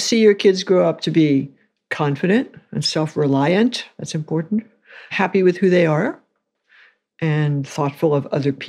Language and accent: English; New York City, New York, United States; New York City.